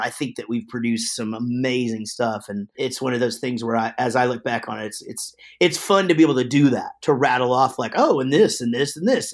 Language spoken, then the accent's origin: English; Wichita Falls, Texas, United States; also born or lived in Denton, Texas; we're from Wichita Falls, but, uh, after we started the band, we moved down to Denton